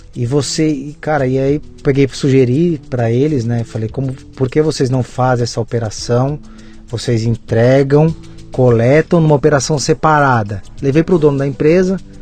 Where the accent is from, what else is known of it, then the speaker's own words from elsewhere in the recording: São Paulo, Brazil; moved away as an adult; now in Jundiaí, Brazil; hoje eu moro em Jundiaí, no interior, mas eu sou nascido e criado em São Paulo, na capital, no interior, na Zona Leste, São Sim. Miguel Paulista